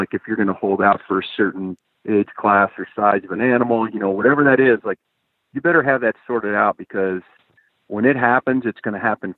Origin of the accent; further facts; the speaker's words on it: Eastern Ohio, United States; now in Montana, United States; I was from Ohio? You and I basically come from the same neck of the woods